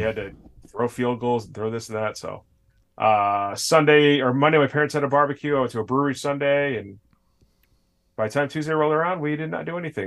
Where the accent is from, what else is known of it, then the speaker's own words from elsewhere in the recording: Connecticut, United States; grew up on the other side of the state where, like, it, I didn't even know about New Haven pizza till I was, like, an adult